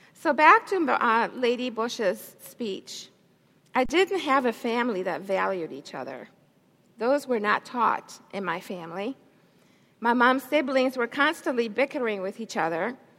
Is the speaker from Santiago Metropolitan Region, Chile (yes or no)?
yes; Santiago, Santiago Metropolitan Region, Chile; moved away; I was raised in a different country. I was born in Chile, South America, Santiago, Chile.